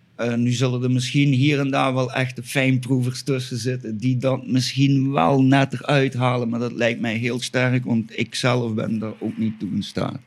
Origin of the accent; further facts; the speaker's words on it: Flanders, Belgium; moved away as an adult; now in Spain; ik kom toch dan weer uit België